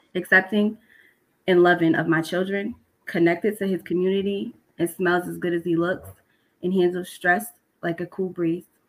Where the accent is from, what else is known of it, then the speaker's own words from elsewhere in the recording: Boston, Massachusetts, United States; moved away as an adult; now in South Shore, Massachusetts, United States; I'm also from Dorchester as well, but I just recently moved to the South Shore because of gentrification.